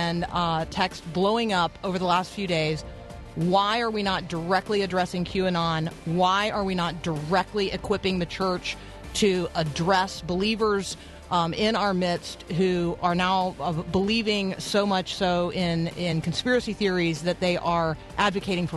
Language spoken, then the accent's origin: English; Tampa, Florida, United States; I grew up in Tampa